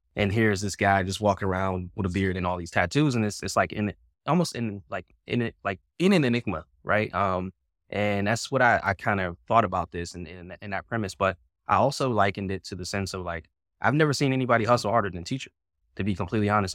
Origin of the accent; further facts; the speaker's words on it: Pittsburgh, Pennsylvania, United States; moved away as an adult; also born or lived in Virginia / Washington, D.C.; moved away from my hometown of Pittsburgh, Pennsylvania.